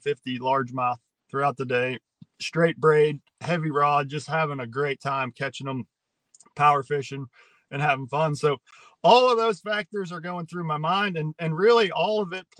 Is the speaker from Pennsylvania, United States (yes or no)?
yes; Pittsburgh, Pennsylvania, United States; moved away as an adult; now in Tennessee, United States; So I grew up around Pittsburgh. I've just recently moved to Tennessee, so Pittsburgh's home for me